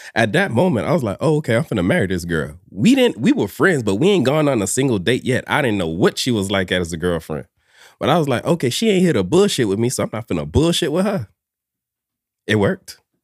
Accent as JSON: {"language": "English", "town": "Miami", "region": "Florida", "country": "United States", "tie": "born or raised there", "said": "born and raised in Miami"}